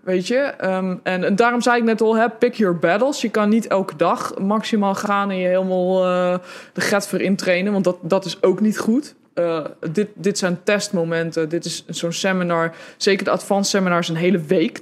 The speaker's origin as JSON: {"language": "Dutch", "country": "Netherlands", "said": "als Hollander"}